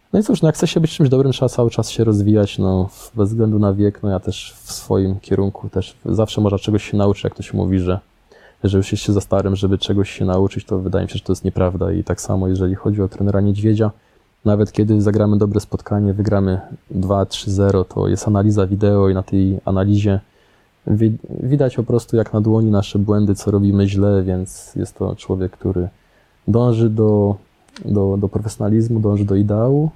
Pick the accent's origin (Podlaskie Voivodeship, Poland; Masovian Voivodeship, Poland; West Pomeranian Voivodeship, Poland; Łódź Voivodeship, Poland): Łódź Voivodeship, Poland; Łódź; moved away; ja jestem stąd, ja zawsze czułem się związany z Łodzią, ja tutaj chętnie przyjeżdżałem, no i ja się tutaj czuję jak w domu